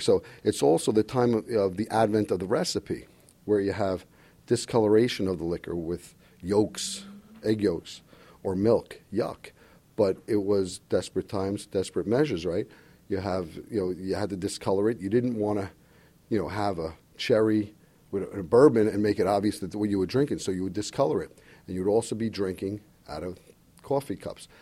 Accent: New York City, New York, United States; also born or lived in the Bronx; Born in the Bronx, I grew up in Queens, went to Bayside High School

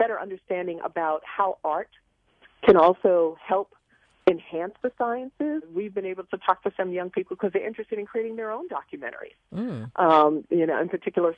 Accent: New York City, New York, United States; growing up in Queens, we had a backyard full of vegetables

